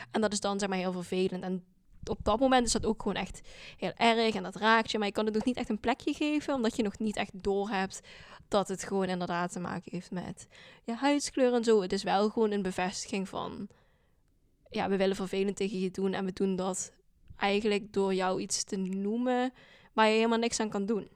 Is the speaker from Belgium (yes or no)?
no; Landgraaf, Limburg, Netherlands; accent: Limburgish dialect; first language Dutch; also born or lived in South Korea / Scotland; now in Maastricht, Netherlands; ik ben geboren in Zuid-Korea en ehm, opgegroeid in Landgraaf in Limburg